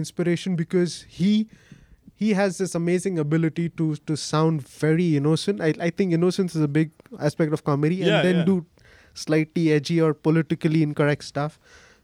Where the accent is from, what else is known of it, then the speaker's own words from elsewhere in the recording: Mumbai, Maharashtra, India; moved away as an adult; now in Salt Lake City, United States; I'm from Mumbai in India